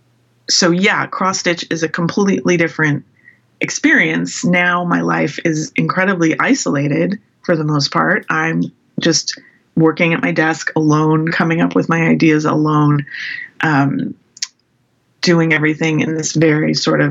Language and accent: English; San Francisco, California, United States; I grew up in San Francisco in the Bay Area